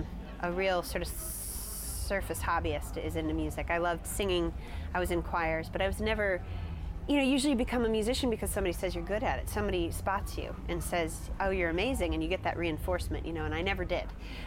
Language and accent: English; United States; as an American traveling, touring consumer and student